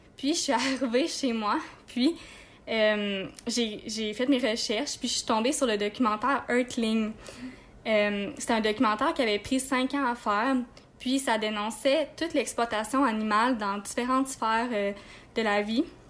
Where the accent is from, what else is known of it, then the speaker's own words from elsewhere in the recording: Quebec, Canada; moved away as an adult; nous, on vient de Québec